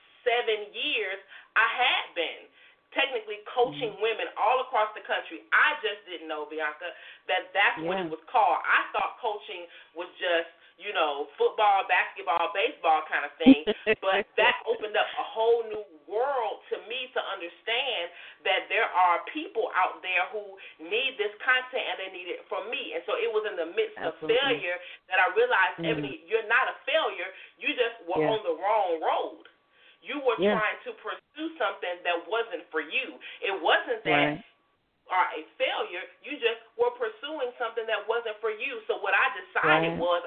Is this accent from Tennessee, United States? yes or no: no; Detroit, Michigan, United States; now in Alabama, United States; I am originally from Detroit, Michigan. I now live in Alabama